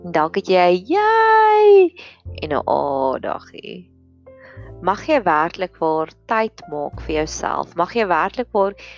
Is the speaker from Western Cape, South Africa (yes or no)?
no; Free State, South Africa; in my skool waar ek groot geword het in die Vrystaat